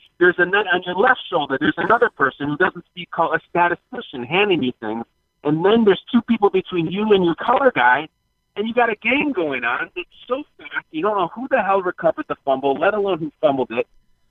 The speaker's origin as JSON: {"language": "English", "town": "Chicago", "region": "Illinois", "country": "United States", "tie": "born or raised there", "said": "So I go to Soldier Field in my hometown"}